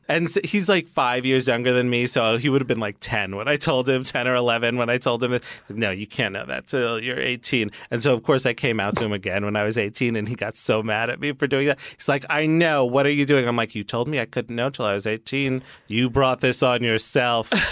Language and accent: English; New York City, New York, United States; born and raised in New York City